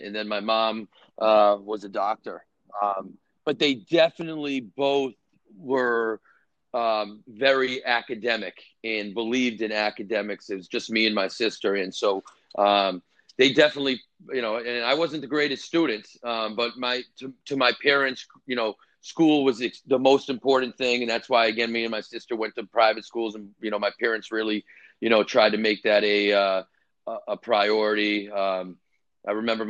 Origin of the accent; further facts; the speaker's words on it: Boston, Massachusetts, United States; also born or lived in Connecticut; I grew up mainly in Boston